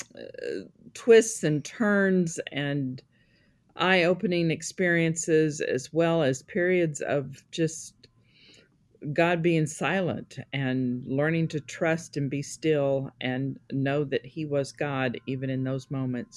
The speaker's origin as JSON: {"language": "English", "region": "Missouri", "country": "United States", "tie": "born or raised there", "said": "I was born in Missouri"}